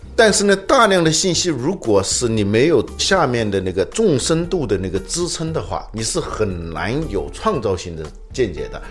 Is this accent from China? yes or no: yes; China; 我们中国人